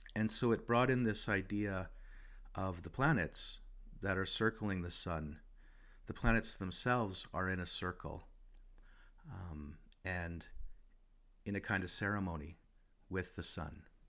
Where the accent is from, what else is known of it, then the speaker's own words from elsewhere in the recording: Regina, Saskatchewan, Canada; I'm from Regina, Askanega-Sestege, the place where the bones are gathered.